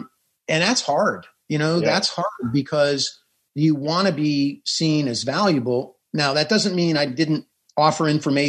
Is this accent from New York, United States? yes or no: no; San Diego, California, United States; I grew up in San Diego as a reporter going to San Diego State.